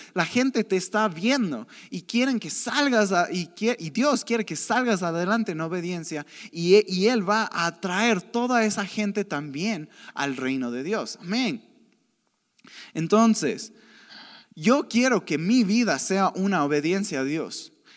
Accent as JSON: {"language": "Spanish", "town": "Cuenca", "region": "Azuay", "country": "Ecuador", "tie": "born or raised there", "moved": "as an adult", "lives_now": "Quito, Ecuador", "said": "yo crecí, yo soy de Cuenca, yo crecí en una ciudad donde el chisme es súper normal"}